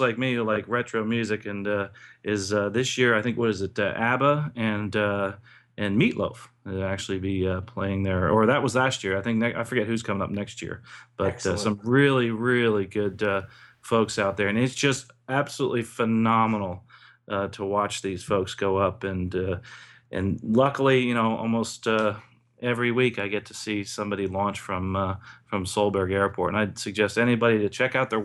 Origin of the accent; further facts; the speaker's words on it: New Jersey, United States; there's this wonderful balloon festival right near where I grew up in New Jersey